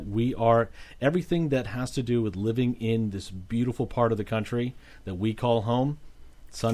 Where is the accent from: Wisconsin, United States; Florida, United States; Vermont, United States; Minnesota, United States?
Florida, United States; West Palm Beach; I grew up in South Florida. I grew up in West Palm Beach. So I'm not, you know, South Florida's home for me, too.